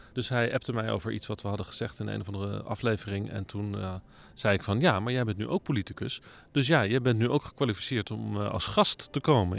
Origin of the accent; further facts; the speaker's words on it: The Hague, South Holland, Netherlands; ik kom ook uit Den Haag. Dus dat zijn gewoon eh, mijn eh, Haagse stadsgenoten.